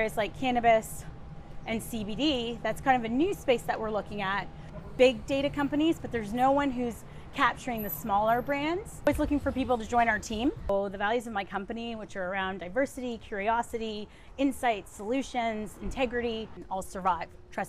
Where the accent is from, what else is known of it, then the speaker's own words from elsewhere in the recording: Ottawa, Ontario, Canada; born there; So I was born in Ottawa, Ontario.